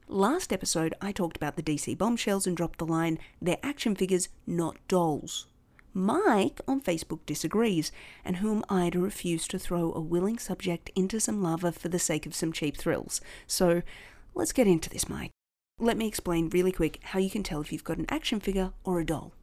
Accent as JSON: {"language": "English", "country": "Australia"}